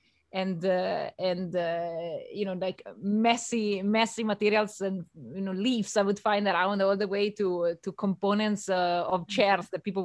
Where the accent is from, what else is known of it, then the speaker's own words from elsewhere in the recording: Italy; moved away; I grew up in Italy